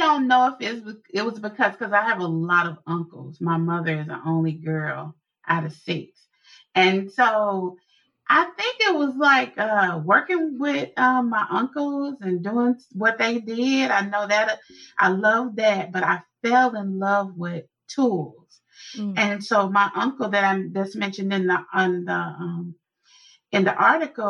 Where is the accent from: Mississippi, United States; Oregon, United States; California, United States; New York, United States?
Mississippi, United States; Meridian; we call it whoopings when I'm from Meridian, Mississippi